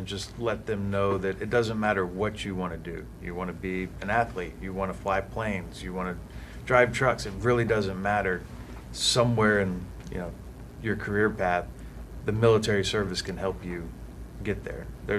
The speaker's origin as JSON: {"language": "English", "town": "Katy", "region": "Texas", "country": "United States", "tie": "born or raised there", "moved": "as an adult", "said": "So I grew up in Houston, Texas, in Katy, Texas, just outside of Houston"}